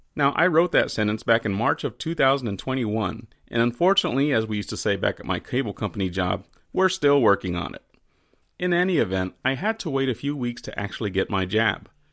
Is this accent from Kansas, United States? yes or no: no; Texas, United States; as a Texan